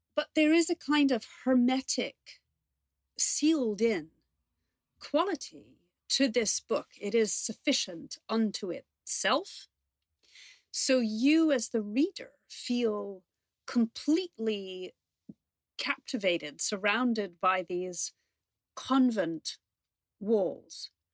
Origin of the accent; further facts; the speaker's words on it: New York, United States; now in London, United Kingdom; I grew up in New York